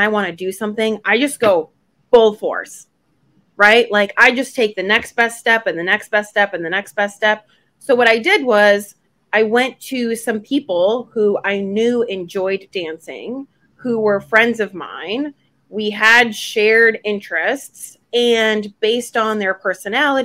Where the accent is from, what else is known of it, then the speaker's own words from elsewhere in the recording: Buffalo, New York, United States; also born or lived in Gdańsk, Poland; still in second and third grade, I grew up in Buffalo, New York